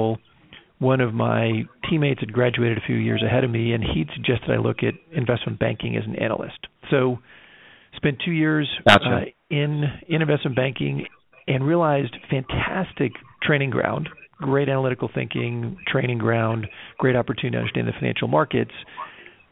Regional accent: Ithaca, New York, United States; now in California, United States; I grew up in Ithaca, New York

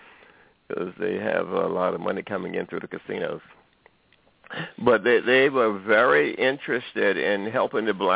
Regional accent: Ocala, Florida, United States; I was born in Florida. I was born in Ocala

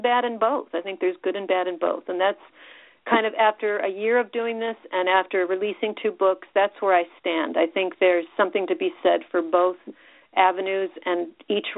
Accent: Richmond, Illinois, United States; moved away as an adult; also born or lived in Chicago, Illinois / Crystal Lake, Illinois / Champaign-Urbana, Illinois; I grew up in Illinois. I was born in Chicago, and then when I was very young, my family moved up to a very tiny farm town in northern Illinois called Richmond, and I did my high school years in Crystal Lake

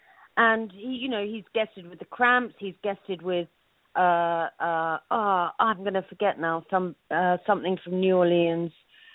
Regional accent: London, United Kingdom; now in New York, United States; well, I was born in London, I grew up in London

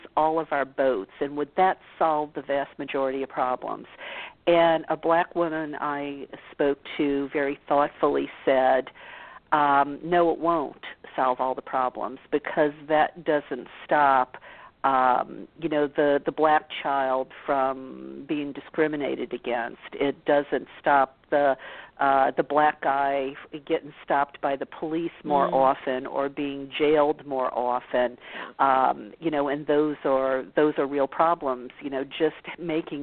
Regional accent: the South, United States; growing up in the South

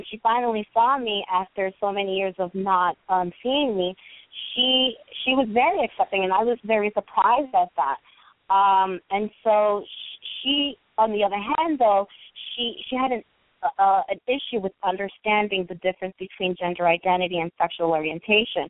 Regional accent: New York City, New York, United States; I was born and raised in New York City.

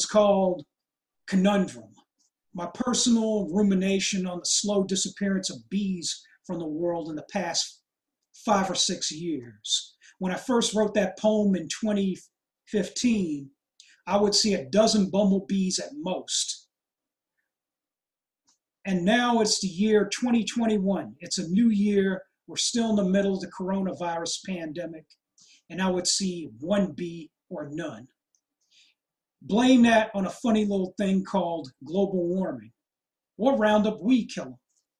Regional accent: California, United States; is also the home of California's tallest, thickest, biggest, most colossal trees I've ever seen in my home state.

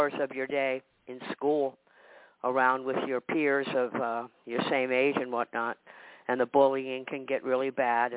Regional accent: Washington, District of Columbia, United States; moved away as an adult; also born or lived in Minnesota; now in Maine, United States; we grew up in Washington, D.C.

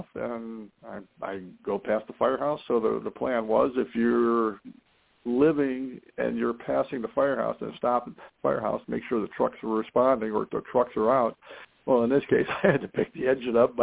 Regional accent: Canton, Ohio, United States; I was born and raised in Canton, Ohio, Football Hall of Fame city

